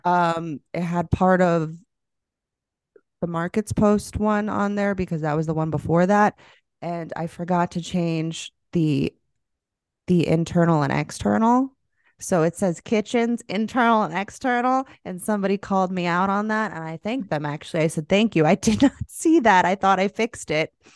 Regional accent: Florida, United States; moved away; I'm literally from Florida. I lived there

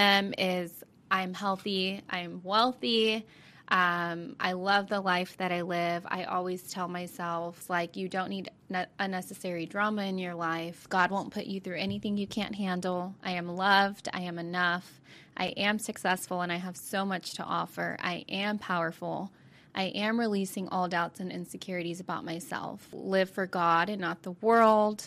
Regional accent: Carrollton, Texas, United States; also born or lived in Fort Worth, Texas; I'm from Carrollton, Texas

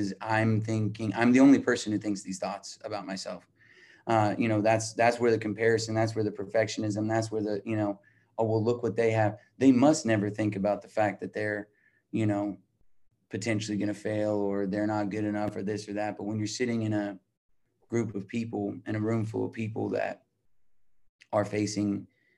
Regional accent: Albuquerque, New Mexico, United States; I'm from Albuquerque, New Mexico.

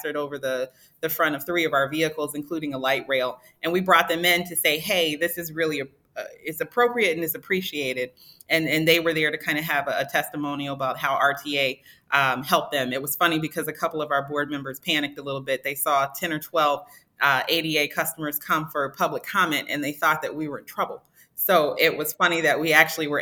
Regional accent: Chicago, Illinois, United States; moved away as an adult; also born or lived in Nashville / East Coast; now in Cleveland, United States; I am a Midwesterner, you know, from Chicago

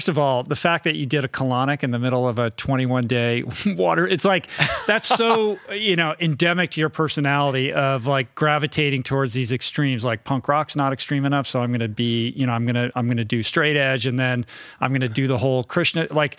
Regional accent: Washington, District of Columbia, United States; But I grew up in Washington, D.C., but I grew up kind of in an inside the beltway.

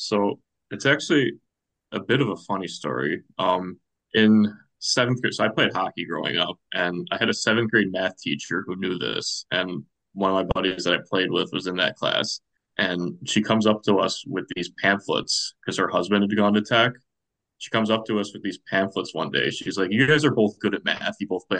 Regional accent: Chicago suburbs, Illinois, United States; moved away as an adult; I'm from the Chicago suburbs.

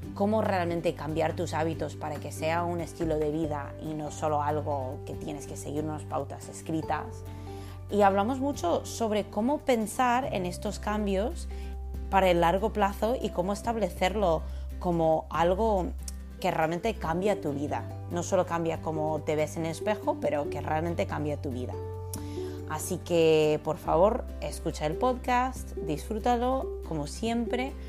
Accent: California, United States; moved away; soy estadounidense, soy de California

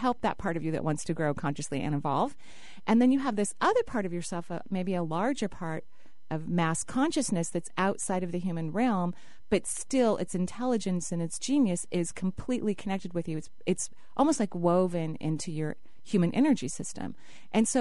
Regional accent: Seattle, Washington, United States; I grew up in the Northwest, and my parents, when I was very young, were students at the University of Washington.

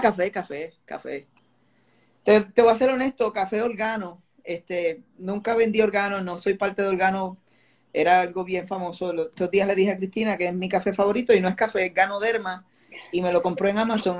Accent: Añasco, Puerto Rico; yo crecí en Vista del Río Apartments en Añasco

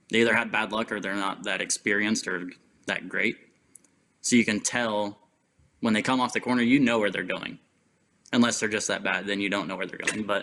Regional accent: Tulsa, Oklahoma, United States; I'm from here.

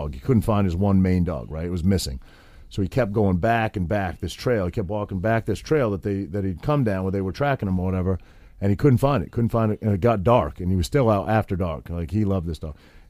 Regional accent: Maine, United States; I grew up in Maine, and I grew up hunting and fishing and all that sort of thing

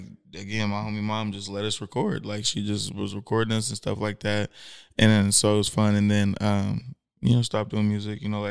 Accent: Hercules, California, United States; moved away as an adult; also born or lived in San Francisco / Oakland; now in Sacramento, United States; So I'm from Hercules

